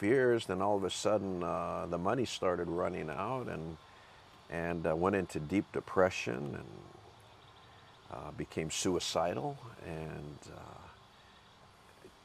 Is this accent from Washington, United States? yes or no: yes; Seattle, Washington, United States; I'm from Seattle. Grew up with a very faith-driven mom from North Carolina, Southern Baptist, I believe. Attended Southern Baptist Church my whole childhood.